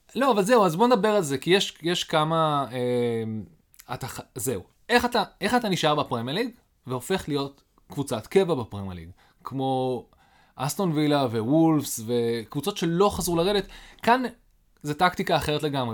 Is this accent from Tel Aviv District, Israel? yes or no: no; Haifa, Haifa District, Israel; אני גדלתי בחיפה